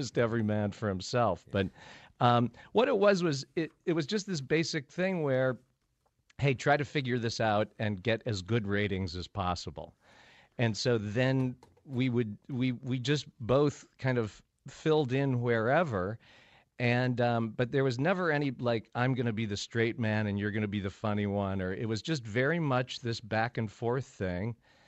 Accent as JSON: {"language": "English", "region": "Connecticut", "country": "United States", "said": "I'm from Connecticut. How you doing?"}